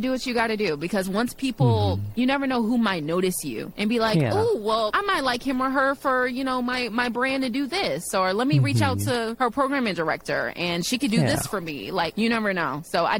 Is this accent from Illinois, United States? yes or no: yes; Chicago, Illinois, United States; I'm from the south side of Chicago